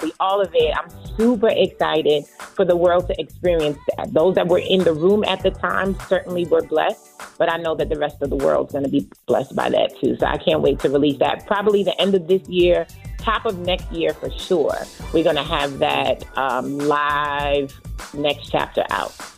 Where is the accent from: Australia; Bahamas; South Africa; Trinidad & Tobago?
Trinidad & Tobago; now in Long Island, United States; I was born in Trinidad